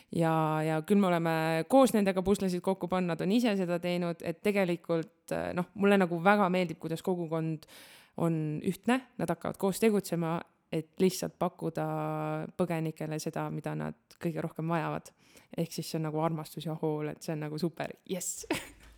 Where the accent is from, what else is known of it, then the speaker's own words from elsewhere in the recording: Estonia; me oleme eestlased, me elame Eestis